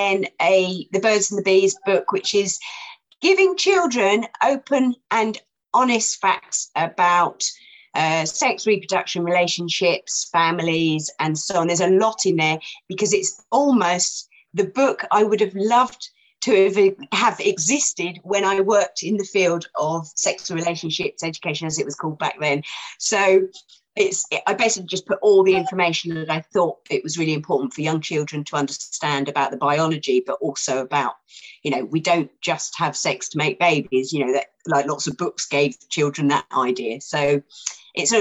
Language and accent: English; Gatwick, South East England, United Kingdom; it was always tea when I was a kid, because I'm from Gatwick and we always called it tea